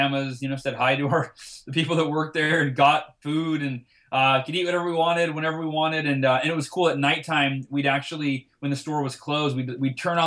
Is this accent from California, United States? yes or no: yes; Oakhurst, California, United States; I grew up in Oakhurst, California, which is about 45 minutes north